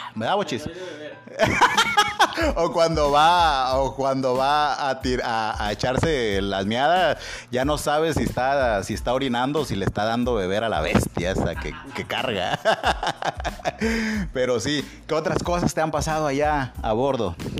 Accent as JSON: {"language": "Spanish", "country": "Mexico", "said": "nosotros somos guarros los mexicanos"}